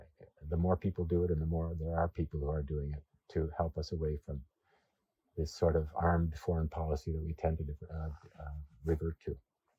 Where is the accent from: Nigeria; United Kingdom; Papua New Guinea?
Papua New Guinea; But I was born in Papua New Guinea and grew up with people who were some of the last people in the world to have contact with the outside world.